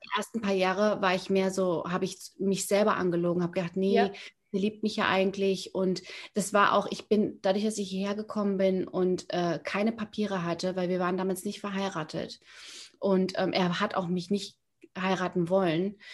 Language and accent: German; near Frankfurt, Hesse, Germany; moved away as an adult; now in Miami, United States; ich bin in der Nähe von Frankfurt aufgewachsen